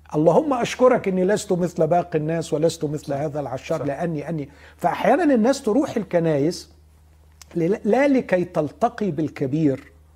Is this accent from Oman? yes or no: no; Egypt; احنا بنهرج كمصريين